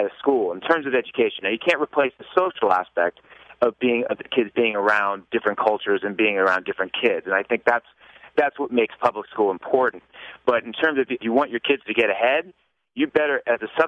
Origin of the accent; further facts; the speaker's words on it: Los Altos, California, United States; I grew up in Los Altos